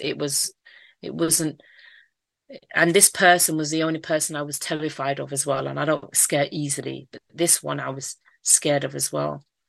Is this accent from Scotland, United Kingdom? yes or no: no; London, United Kingdom; accent: Mancunian; also born or lived in Manchester / Stockwell / Brixton / Streatham; South London is my area. That's where I grew up. Even though I've got a Mancunian accent, I was born in Manchester.